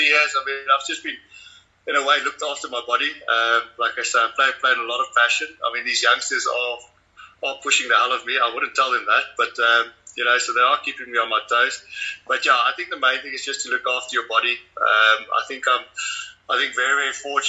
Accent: Rustenburg, North West, South Africa; also born or lived in Free State; I grew up in Rustenburg. I was born in the Free State.

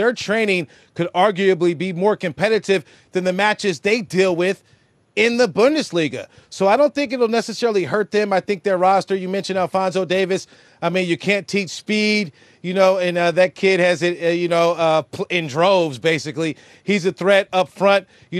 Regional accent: United States; moved away as an adult; now in Berlin, Germany; as an American

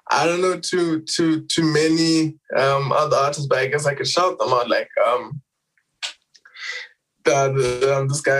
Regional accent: Harare, Zimbabwe; I'm from Zim. I'm, I'm from Zim first of all.

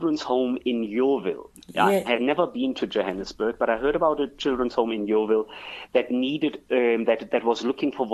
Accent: Germany; moved away as an adult; also born or lived in France / Hong Kong / Russia / London; now in South Africa; I'm originally from Germany.

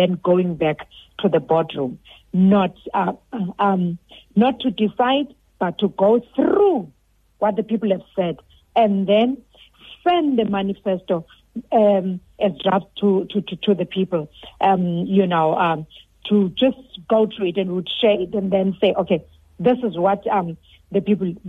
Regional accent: Dangan Village, Buffalo City Metro, Eastern Cape, South Africa; I'm from Dangan Village. I live in Dangan Village.

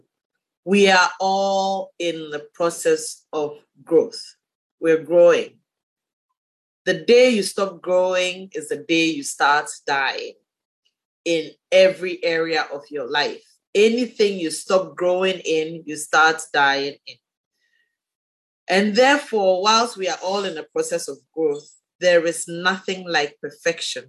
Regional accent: Ghana; the women in my district, in my hometown

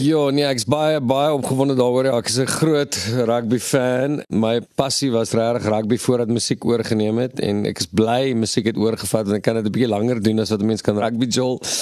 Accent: Western Cape, South Africa; ons kom van die Kaap af

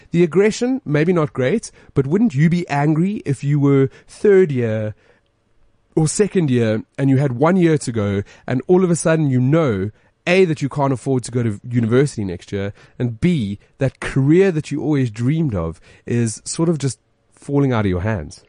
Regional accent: Johannesburg, Gauteng, South Africa; We're from Joburg

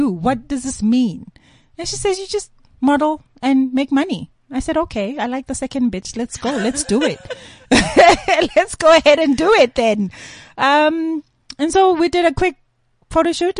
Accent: Eswatini; born or raised there; moved away; also born or lived in Zimbabwe / Birmingham, Alabama, United States

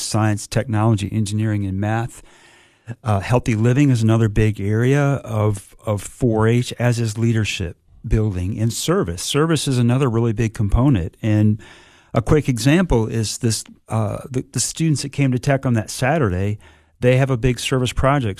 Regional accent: southern Michigan, United States; moved away as an adult; also born or lived in Indiana / Blacksburg, Virginia / Athens, Georgia; now in Cookeville, United States; I grew up, uh, family farming operation in southern Michigan, born and raised in Michigan

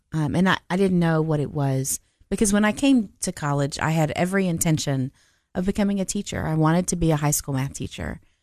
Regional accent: Nashville, Tennessee, United States; moved away as an adult; also born or lived in Cookeville, Tennessee; now in Murfreesboro, United States; I grew up in Nashville, Tennessee

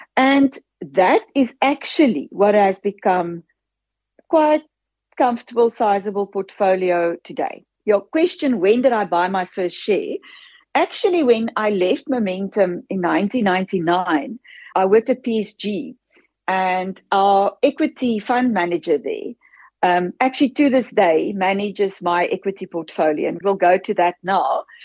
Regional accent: Free State, South Africa; girl from a farm in the Free State, I grew up, my dad, my grandfather was a farmer. My father took over from him and I grew up on that farm

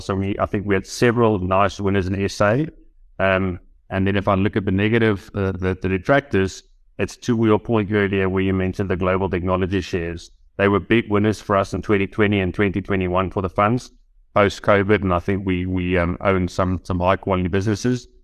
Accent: South Africa; as a South African investor, given that we have coal mining businesses here

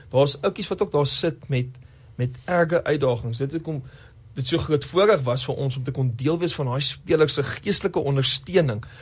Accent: Namibia; moved away; also born or lived in Johannesburg / Bloemfontein; ek het groot geword in Namibië. Voordat ek die wysheid gehad het om te gaan studeer in Bloemfontein, het ek eers in Namibië groot geword en toe nou later in Johannesburg

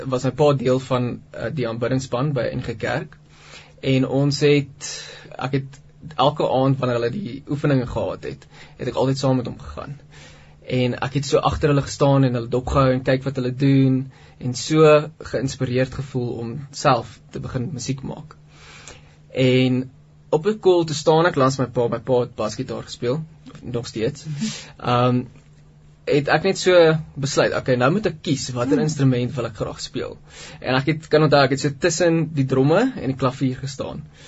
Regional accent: Pretoria, Gauteng, South Africa; ek het groot geword in Pretoria in 'n normale Christelike huisgesin

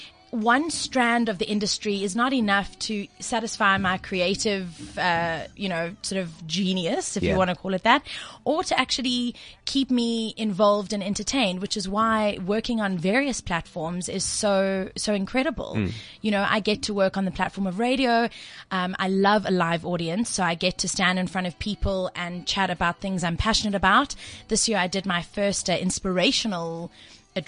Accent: Durban, KwaZulu-Natal, South Africa; I'm from Durban originally

